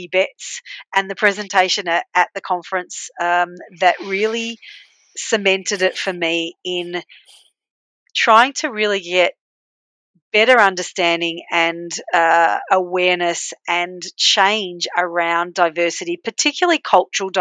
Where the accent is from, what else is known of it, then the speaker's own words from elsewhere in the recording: Australia; accent: Aussie; So, yes, I was born in Australia and I have an Aussie accent